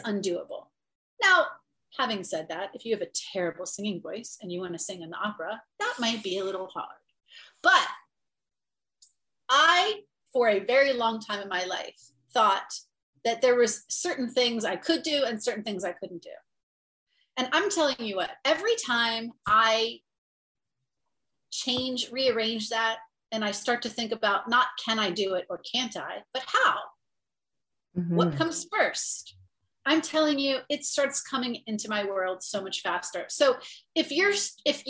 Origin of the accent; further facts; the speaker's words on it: Ohio, United States; I grew up in Ohio and it's a very religious state.